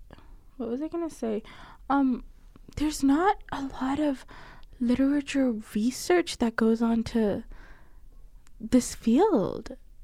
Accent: Faisalabad, Punjab, Pakistan; born or raised there

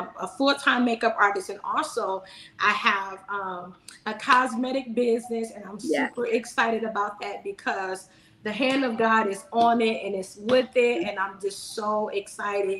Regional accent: Detroit, Michigan, United States; moved away as an adult; also born or lived in California; now in South Carolina, United States; I was born in California, but my parents moved to Detroit, Michigan

